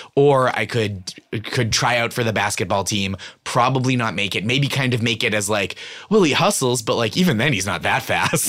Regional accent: Stoneham, Massachusetts, United States; born or raised there; moved away

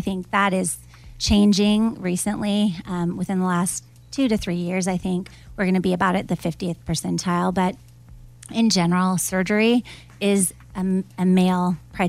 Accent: Florida, United States; I grew up in Florida.

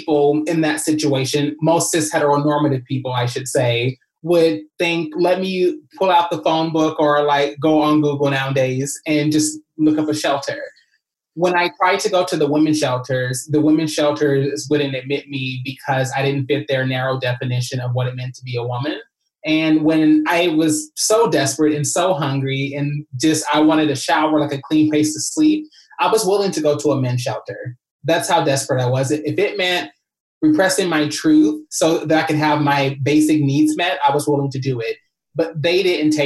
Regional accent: Kentucky, United States; moved away as an adult; now in Los Angeles, United States; I came from Kentucky when I was 19 years old

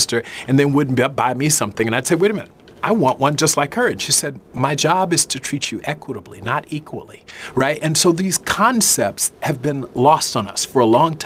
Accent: the South, Southern United States, United States; I'm a Southerner

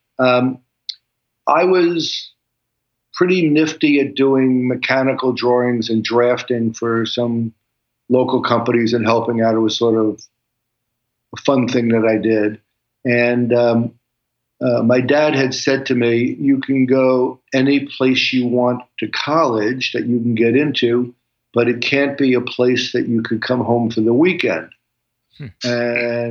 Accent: New York City, New York, United States; I was born in Flatbush, and my dad, when he came back from World War II, started a wholesale meatpacking plant in Williamsburg.

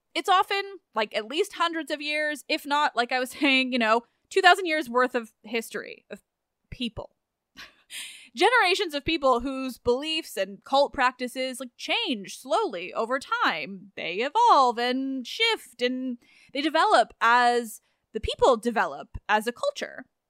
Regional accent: England, United Kingdom; I am very English

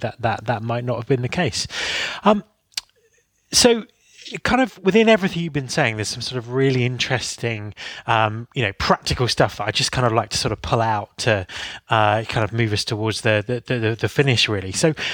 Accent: United Kingdom; being British

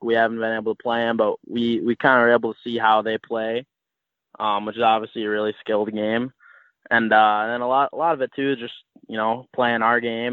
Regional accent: Bloomington, Minnesota, United States; I'm from Bloomington, Minnesota. So it's a little suburb of Minneapolis

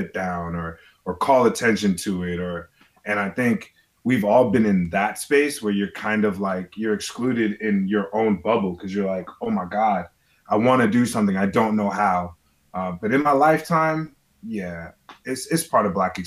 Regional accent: New York, United States; I grew up in New York in the 90s

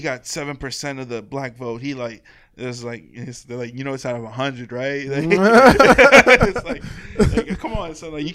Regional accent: Woodbridge, Virginia, United States; also born or lived in Fairfax, Virginia; I grew up in Woodbridge.

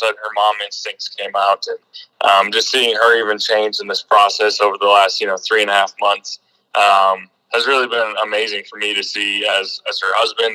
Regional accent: North Dakota, United States; moved away as an adult; I grew up in North Dakota

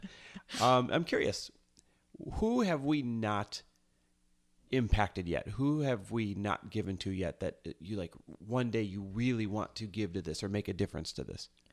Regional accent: Midwest, United States; moved away as an adult; now in Los Angeles, United States; we grew up in the Midwest, both of us, Midwest born and raised

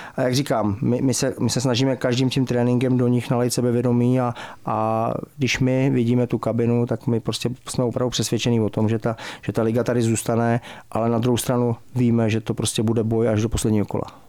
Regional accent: Pardubice, Pardubice Region, Czechia; also born or lived in Germany; Já jsem vyrůstal v Pardubicích, od sedmi let jsem tady byl.

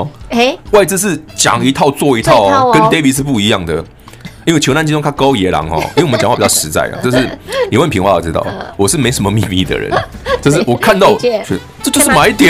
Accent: Sanxia, New Taipei, Taiwan; 我老家三峡，

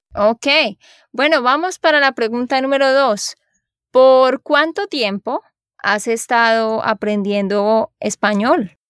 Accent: Santander, Colombia; de Santander, Colombia

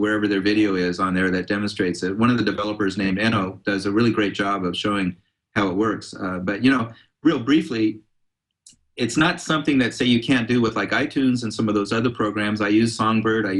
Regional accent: Palo Alto, California, United States; I grew up in Palo Alto, actually, in a neighborhood where some of the Grateful Dead lived

